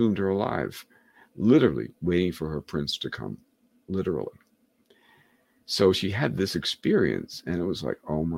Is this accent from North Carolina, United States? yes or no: no; New York, United States; moved away as an adult; now in Rhode Island, United States; I'm from New York, and I had worked in advertising in New York